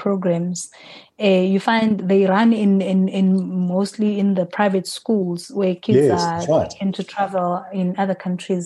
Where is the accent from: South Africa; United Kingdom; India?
South Africa; as a South African team, there's five of us from South Africa